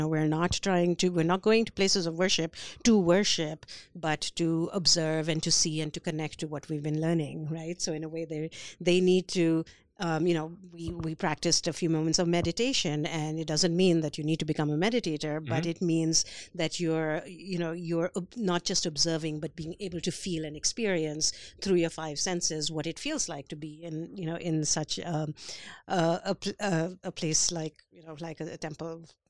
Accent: India; So, you know, I grew up in India. I have a very solid identity as, you know, an Indian person.

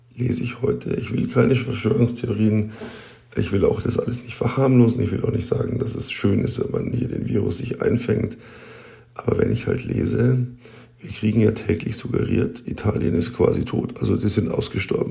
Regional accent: Germany; bei uns in Deutschland

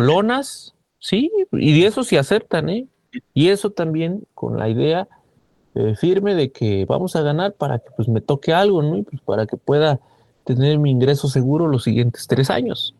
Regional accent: Mexico

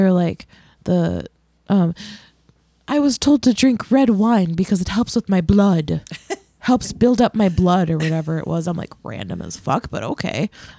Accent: Midwest, United States; I'm from the Midwest.

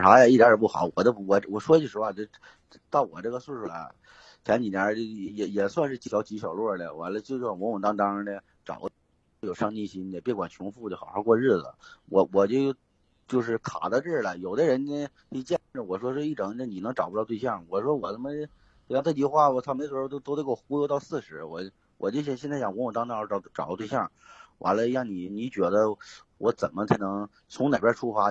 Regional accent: Northeast China, China; moved away; 今年是，虚岁是二十九了，我啊也是东北的，现在在外边儿

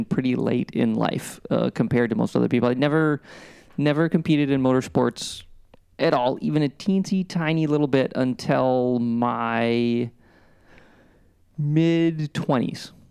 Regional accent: Midwest, United States; growing up in the Midwest in the 80s

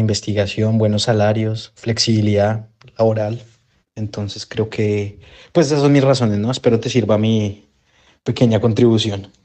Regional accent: Chile; moved away as an adult; now in Norway

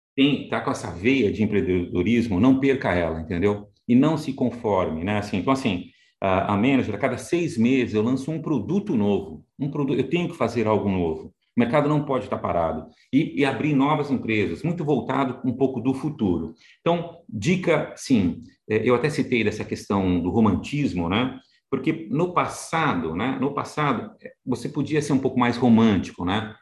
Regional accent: Santos, São Paulo, Brazil; now in São Paulo, Brazil; sou de Santos, né? Então inicialmente nasci na cidade de Santos. Hoje estou mais em São Paulo, mas nasci na cidade de Santos.

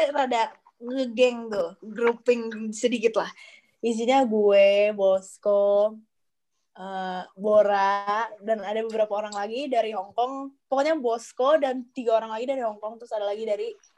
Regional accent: Indonesia; moved away

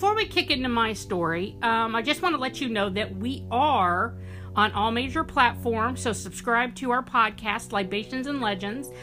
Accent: Monterey Bay, California, United States; I'm from Monterey Bay.

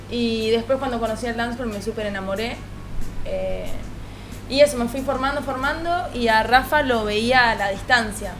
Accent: Pehuajó, Buenos Aires Province, Argentina; moved away as an adult; yo soy de Pehuajó

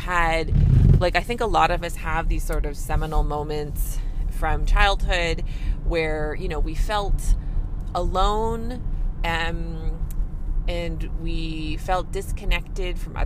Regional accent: Canada; I'm a Canadian family physician

